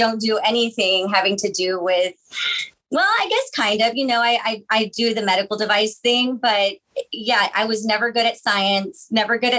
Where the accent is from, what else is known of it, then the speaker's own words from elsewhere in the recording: Weslaco, Texas, United States; moved away as an adult; also born or lived in Austin, Texas; now in McAllen, United States; I am originally from Weslaco. I graduated from Weslaco High School.